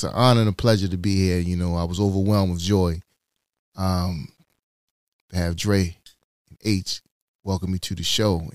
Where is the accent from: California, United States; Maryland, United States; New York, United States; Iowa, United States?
Maryland, United States; Baltimore; Born and raised in this city. This is Baltimore's my city.